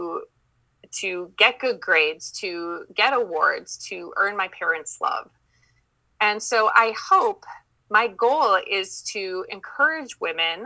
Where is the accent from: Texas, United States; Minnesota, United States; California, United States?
Minnesota, United States; accent: Minnesotan; I'm from Minnesota. So I have that Minnesotan accent that I'm working on.